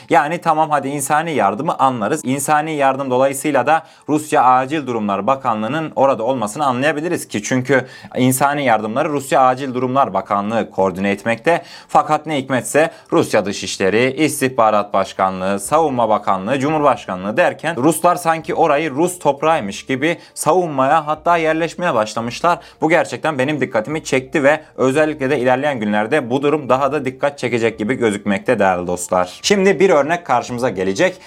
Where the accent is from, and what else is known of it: Turkey